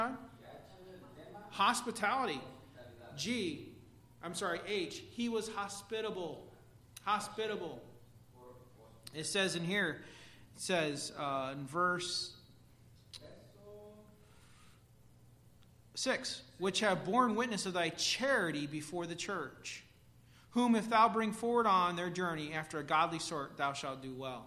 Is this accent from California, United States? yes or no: no; Pax, Illinois, United States; I grew up in a little town called Pax, Illinois